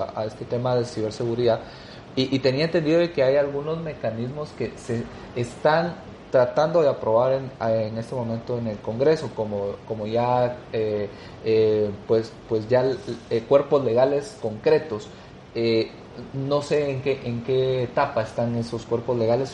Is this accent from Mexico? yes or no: no; Guatemala; como sociedad guatemalteca